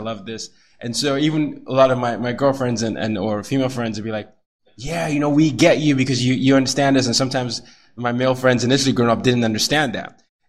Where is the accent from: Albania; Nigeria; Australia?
Nigeria; also born or lived in Sweden / Vietnam / Burkina Faso; I grew up the oldest of three boys. I grew up in Nigeria. I grew up in Sweden, Vietnam, Burkina Faso, here.